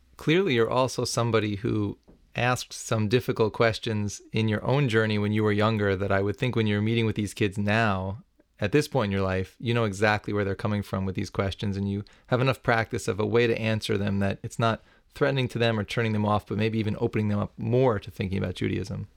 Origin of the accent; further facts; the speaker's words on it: New York, United States; As a New Yorker for my whole life